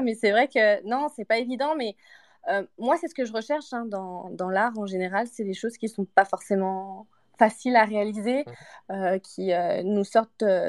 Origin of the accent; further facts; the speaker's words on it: Martinique; now in Montreal, Canada; Alors, je suis à Montréal, mais je viens de Martinique en réalité